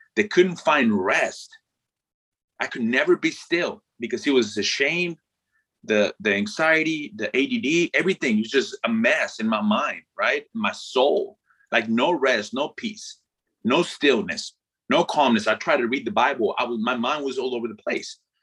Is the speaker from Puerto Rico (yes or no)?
no; Mexico; first language Spanish; English is a second language; moved away as an adult; growing up in mexico born and raised uh, not only do i speak the language but i up until after i graduated high school uh, i didn't speak a word of english